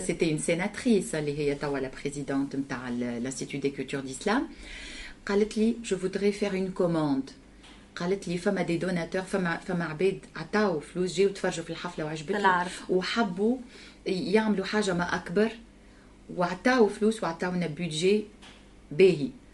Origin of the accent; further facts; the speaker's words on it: Tunisia; كنت انا من تونس